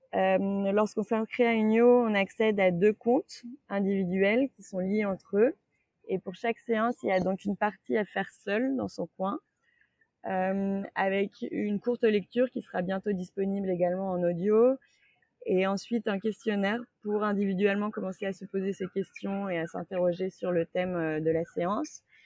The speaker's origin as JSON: {"language": "French", "town": "Saint-Étienne", "region": "Auvergne-Rhône-Alpes", "country": "France", "also_born_or_lived": "Lyon", "moved": "yes", "said": "je viens de Saint-Étienne"}